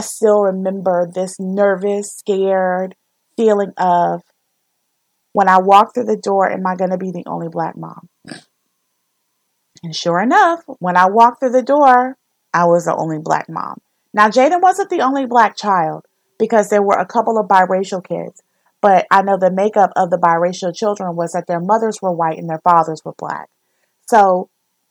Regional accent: the South, United States; I grew up in the South.

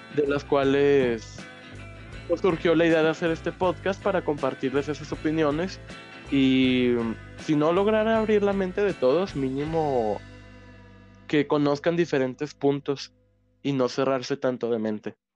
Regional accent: Mexico; hablando como nosotros, mexicano con mexicano

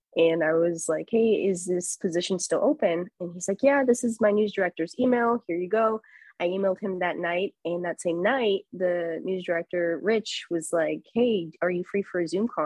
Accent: Chicago, Illinois, United States; moved away as an adult; also born or lived in Marquette, Michigan / Rockford, Illinois; now in San Diego, United States; cover my hometown teams

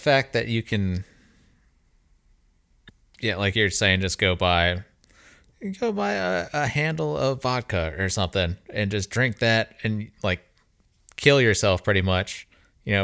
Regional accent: Florida and Alabama, United States; I grew up in Florida and Alabama, like city of Alabama

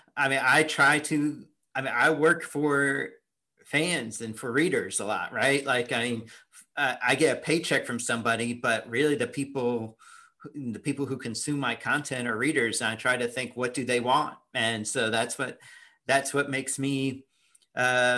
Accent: Indianapolis, Indiana, United States; moved away; I grew up in Indianapolis, so I moved there when I was 10

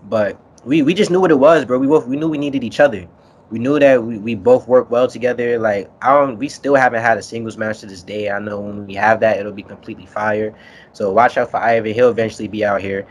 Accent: New York City, New York, United States; also born or lived in Harlem, New York; I grew up in Kingsbridge on Cedric Avenue, so that's where hip-hop was founded

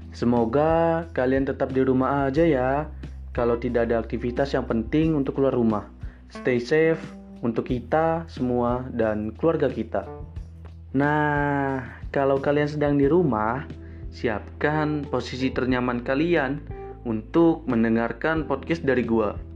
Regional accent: Serang, Banten, Indonesia; now in Lampung, Indonesia; harus bisa mandiri karena gua merantau dari Serang ke Lampung.

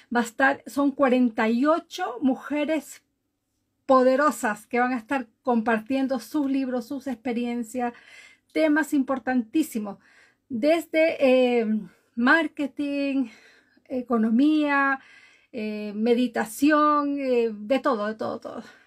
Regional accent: Galápagos, Ecuador; now in Oslo, Norway; soy de Ecuador, nacida en Galápagos, vivo en Noruega, Oslo, Noruega, desde hace muchos años atrás

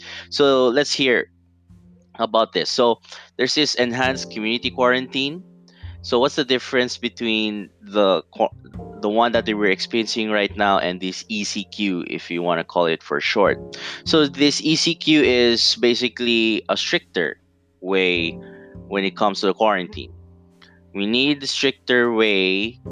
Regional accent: Davao City, Davao Region, Philippines; I'm from Davao City, southeast Mindanao, or southeast part of the Philippines

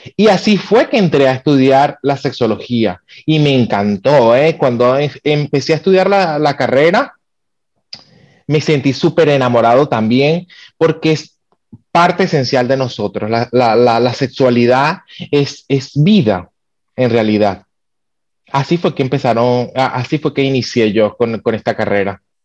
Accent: Venezuela; moved away as an adult; soy venezolano

